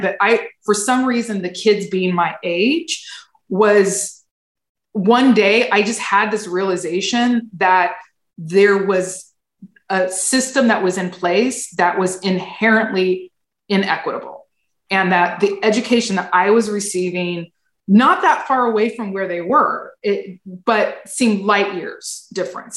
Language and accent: English; rural Fresno County, California, United States; also born or lived in Sacramento area; I was raised in the Fresno area, actually in the rural Fresno County